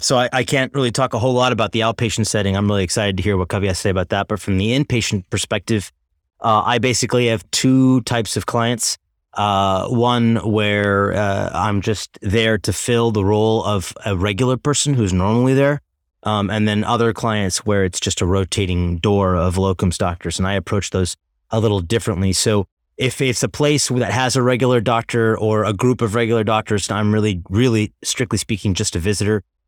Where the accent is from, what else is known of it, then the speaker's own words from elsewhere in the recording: Tulsa, Oklahoma, United States; moved away as an adult; also born or lived in Chicago / New York City; I'm from Tulsa, Oklahoma, originally born and raised